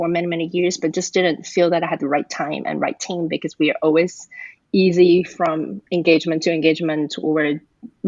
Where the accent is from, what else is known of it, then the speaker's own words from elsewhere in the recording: Taiwan; now in Atlanta, United States; I'm originally from Taiwan, and I live in Atlanta, Georgia